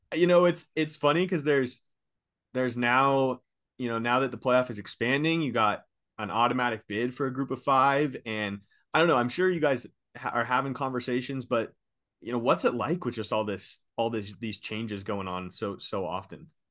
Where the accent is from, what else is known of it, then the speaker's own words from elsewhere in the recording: Seattle, Washington, United States; now in Boise, United States; I'm from Seattle area